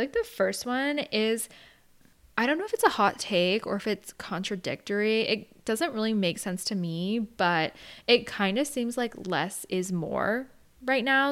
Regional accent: Arizona, United States; now in San Diego, United States; I grew up in Arizona, so I've never really been surrounded by the snow

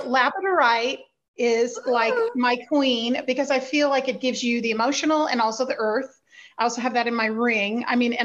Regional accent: Berkeley, California, United States; I grew up in Berkeley, California

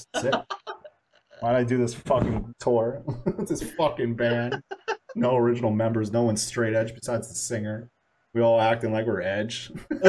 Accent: Chicago, Illinois, United States; moved away; yeah, I'm from Chicago originally.

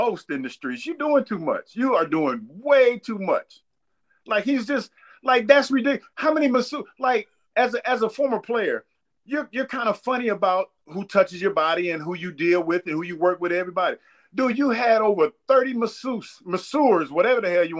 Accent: Ohio, United States; now in Atlanta, United States; I'm from Ohio

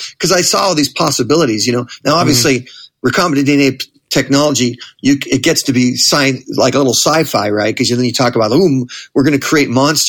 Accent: Manhattan Beach, California, United States; I grew up in Manhattan Beach, which is another just another suburb in that general area. The bigger area is called the South Bay of L.A.

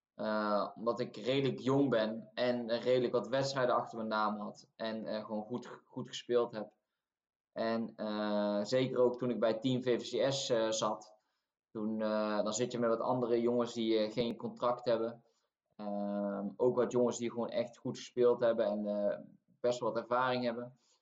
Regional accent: Tilburg, North Brabant, Netherlands; moved away as an adult; now in Norway; omdat ik zelf uit Tilburg kom. Dus Wilden 2 is mijn club. En ehm, ik zat nog gewoon op school in, in Tilburg, op de middelbare school

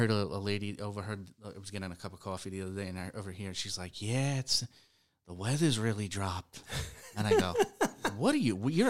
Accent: New York, United States; I come from New York.

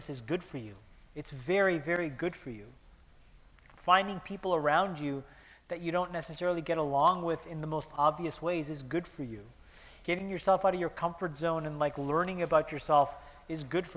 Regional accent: Canada; moved away; I'm Canadian, and it was a great chance to come see my mom in Toronto

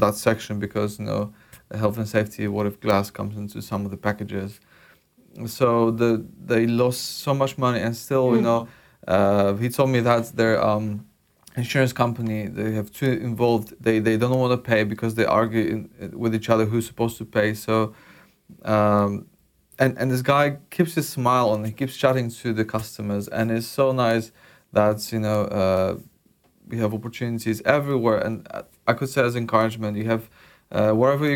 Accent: Poland; moved away; from my home country, Polish food

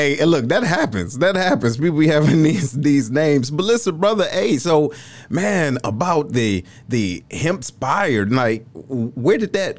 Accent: Detroit, Michigan, United States; I'm from Detroit

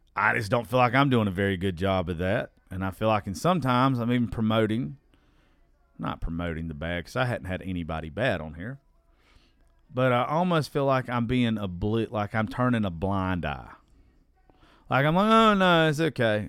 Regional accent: United States; I'm from Dodge County

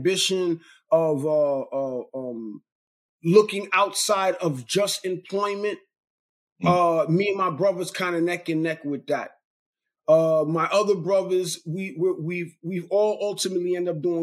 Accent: Brooklyn, New York, United States; also born or lived in Queens, New York; now in Long Island, United States; we all lived in a small 3-bedroom apartment in the projects in Brooklyn, New York. I'm from Brooklyn, okay. born in Queens

